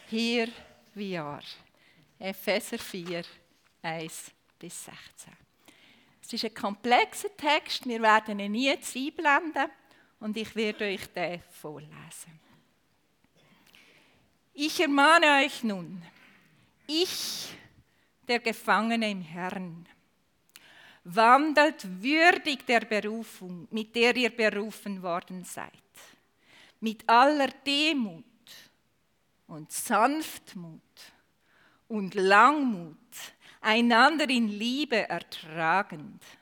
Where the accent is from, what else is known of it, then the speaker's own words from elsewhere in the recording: Aargau, Switzerland; accent: Aargau dialect; wenn ihr mit meiner Aargauer Mundart doch nicht zu Gang kommt. Ich kann auf Hochdeutsch umstellen.